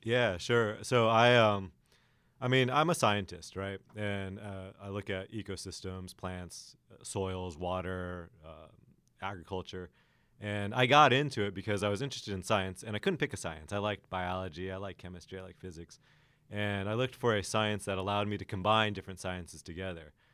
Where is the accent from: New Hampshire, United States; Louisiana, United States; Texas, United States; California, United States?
California, United States; Los Angeles; also born or lived in Alaska; I'm from Los Angeles originally, spent some time in Alaska. And so growing up in L A, we have a lot of droughts